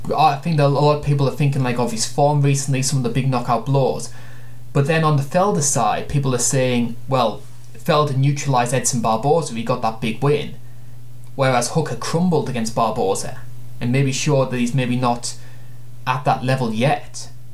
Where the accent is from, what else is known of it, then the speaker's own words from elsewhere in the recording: United Kingdom; As a Brit